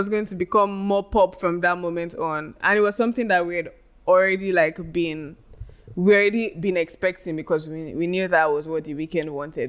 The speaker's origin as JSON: {"language": "English", "country": "Nigeria", "said": "where we are right now as a country, and our headspace generally as Nigerian youths."}